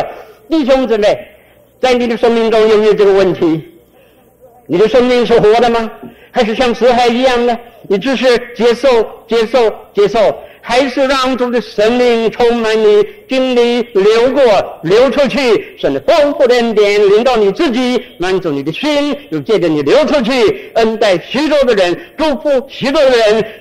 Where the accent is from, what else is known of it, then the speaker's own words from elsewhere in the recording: Guangdong, China; accent: Cantonese; 我们广东话哎叫钱叫水，叫水